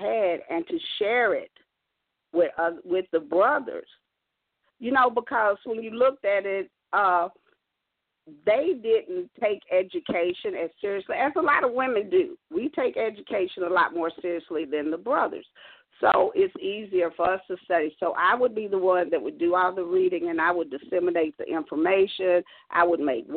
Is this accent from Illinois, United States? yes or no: no; Kentucky, United States; also born or lived in South Carolina; When I came back from South Carolina to Kentucky